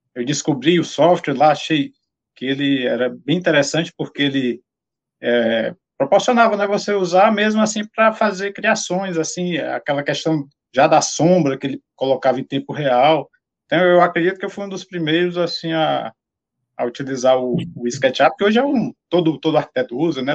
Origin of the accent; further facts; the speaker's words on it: Ceará, Brazil; eu sou lá do, do Ceará, né? Formei na Universidade Federal do Ceará